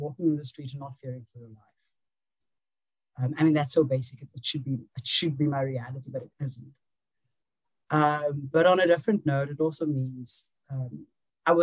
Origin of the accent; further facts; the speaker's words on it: South Africa; I am a South African, so we have civil rights